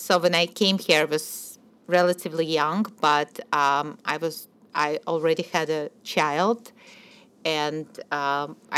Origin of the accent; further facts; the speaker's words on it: Minsk, Belarus; moved away as an adult; also born or lived in Kyiv, Ukraine; now in Jersey City, United States; I was born in Kiev, Ukraine, and I grew up in Minsk, Belarus